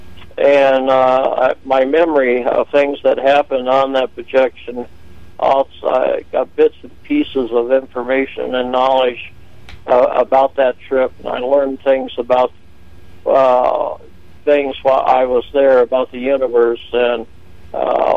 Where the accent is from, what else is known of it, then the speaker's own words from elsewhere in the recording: Phoenix, Arizona, United States; I was born in Phoenix, Arizona in 1949